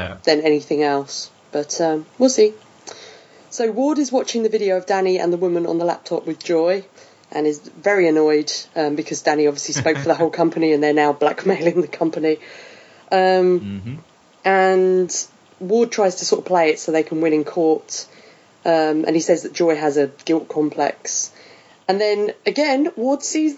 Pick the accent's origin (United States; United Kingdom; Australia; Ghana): United Kingdom; I'm just British.